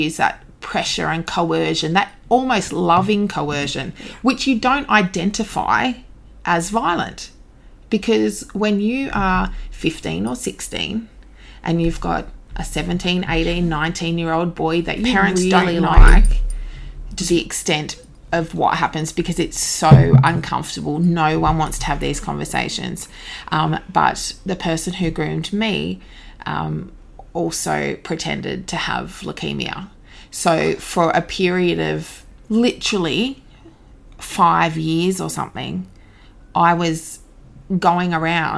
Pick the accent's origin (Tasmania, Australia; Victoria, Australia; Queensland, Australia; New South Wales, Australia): Tasmania, Australia; Devonport; moved away as an adult; eventually got back to my hometown, Devonport, Tasmania